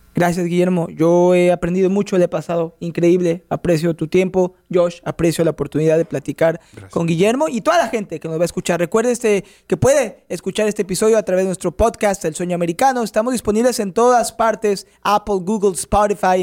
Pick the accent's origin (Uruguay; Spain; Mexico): Mexico; yo soy de México